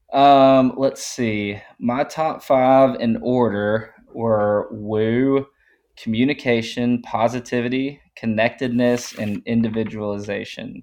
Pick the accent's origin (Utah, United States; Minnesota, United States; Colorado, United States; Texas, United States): Texas, United States; Tyler; also born or lived in Austin, Texas; I'm originally from Tyler up in East Texas and moved to Austin in two thousand thirteen